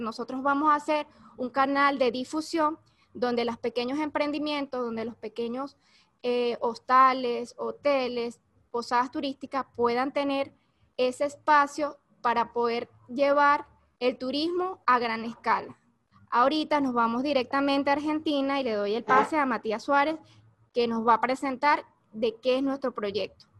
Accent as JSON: {"language": "Spanish", "country": "Venezuela", "also_born_or_lived": "Caracas", "said": "soy de Venezuela, vivo en Caracas"}